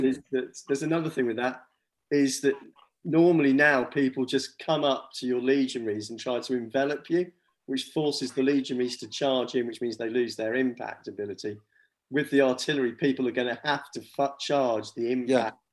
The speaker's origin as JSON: {"language": "English", "region": "England", "country": "United Kingdom", "said": "as English players"}